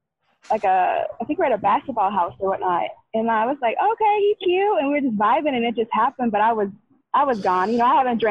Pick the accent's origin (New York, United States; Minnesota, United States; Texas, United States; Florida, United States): Minnesota, United States; moved away as an adult; now in California, United States; I'm from Minnesota, but I moved out to California like 4 years ago. So I grew up in like the Midwest.